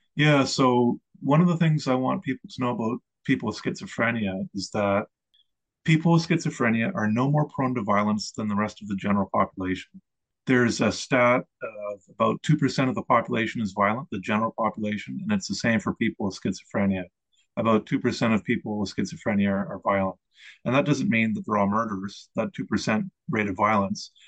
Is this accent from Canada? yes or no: yes; Eastern Canada, Canada; I grew up in Eastern Canada on the seashore in a small town